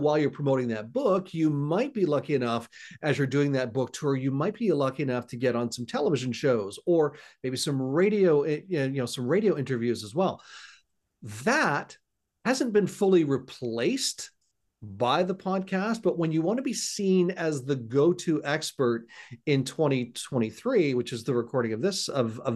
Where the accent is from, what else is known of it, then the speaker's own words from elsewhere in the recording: Hamilton, Ontario, Canada; moved away as an adult; now in Gananoque, Canada; I'm actually born and raised in a city called Hamilton, Ontario